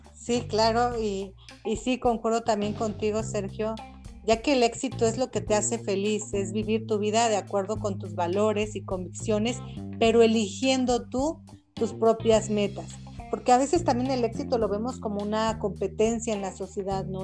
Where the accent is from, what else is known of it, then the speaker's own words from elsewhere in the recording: Mexico; soy mexicana certificada en coach facilitadora